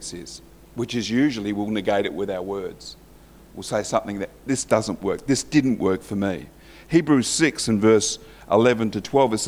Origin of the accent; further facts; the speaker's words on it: Morley, Yorkshire and the Humber, United Kingdom; I was christened actually in the Methodist Church in Morley.